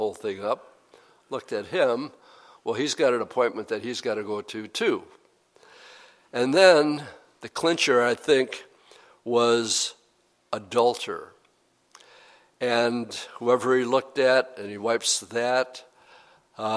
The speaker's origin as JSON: {"language": "English", "town": "Appleton", "region": "Wisconsin", "country": "United States", "said": "I'm from Appleton, Wisconsin"}